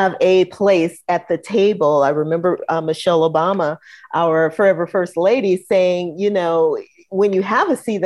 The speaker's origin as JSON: {"language": "English", "town": "St. Louis", "region": "Missouri", "country": "United States", "tie": "born or raised there", "also_born_or_lived": "Chicago", "moved": "as an adult", "lives_now": "Atlanta, United States", "said": "I was born in Chicago, raised in St. Louis, and seasoned in Atlanta"}